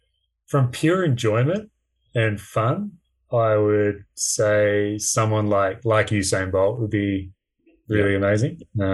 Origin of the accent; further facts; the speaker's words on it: Australia; I guess obviously being Australian, it's not really something we supported growing up and things like that.